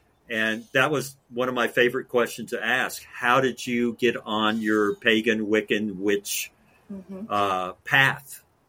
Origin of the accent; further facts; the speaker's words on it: Los Alamos, New Mexico, United States; also born or lived in Albuquerque, New Mexico; now in Daytona, United States; Growing up in Los Alamos, walking where the ancient Pueblo Indians, literally there's trails cut into the cliffs there.